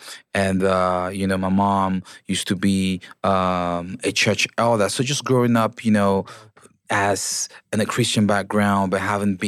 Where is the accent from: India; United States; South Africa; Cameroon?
Cameroon; Bafoussam, West; also born or lived in Bamenda; I was a kid born in Cameroon, in the English-speaking zones of Cameroon. I was born in Bamenda, and I grew up in Bafoussam.